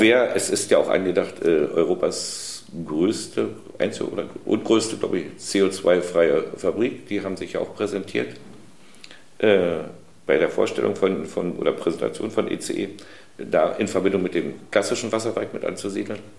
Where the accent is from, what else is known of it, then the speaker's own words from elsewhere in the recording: Germany; wir als Deutsche